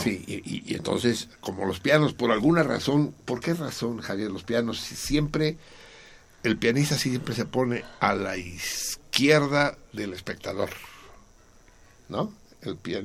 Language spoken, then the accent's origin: Spanish; Mexico City, Mexico; Soy Tenochca y soy del DF